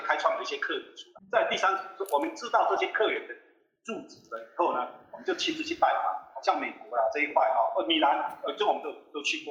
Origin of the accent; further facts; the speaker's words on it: Taiwan; 我是台湾人的